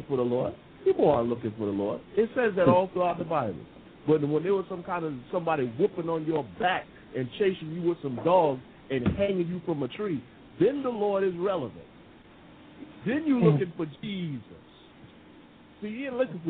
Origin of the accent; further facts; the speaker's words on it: United States; now in England; I'm the American here in England